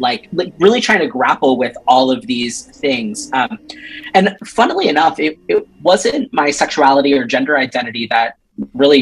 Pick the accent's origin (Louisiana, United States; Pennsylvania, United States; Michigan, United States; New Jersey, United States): Pennsylvania, United States; Upper Black Eddy; I grew up in rural Pennsylvania.